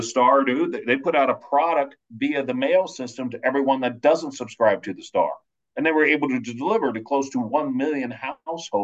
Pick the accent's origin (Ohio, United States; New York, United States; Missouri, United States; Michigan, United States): Missouri, United States; Linn; also born or lived in Kansas City, Missouri; I grew up in Osage County, Missouri, in Lynn, Missouri